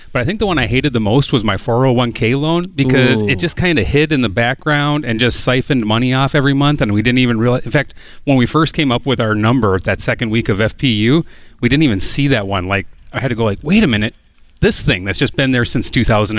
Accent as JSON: {"language": "English", "country": "United States", "said": "We're from a small town right across the river from St. Paul, Minnesota."}